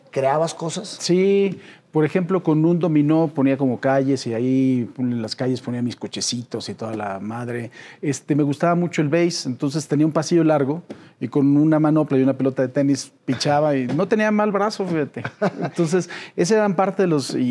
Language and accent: Spanish; Mexico City, Mexico; En la Ciudad de México. Aquí en México. Sí, en la colonia Roma.